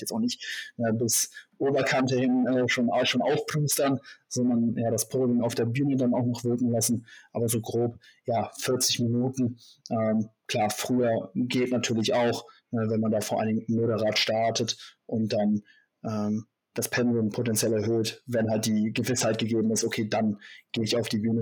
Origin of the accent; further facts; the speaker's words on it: Germany; hier bei uns in Deutschland